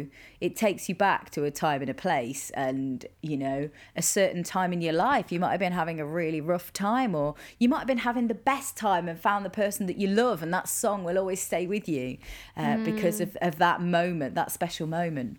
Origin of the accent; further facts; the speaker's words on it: Midlands, United Kingdom; I grew up in the Midlands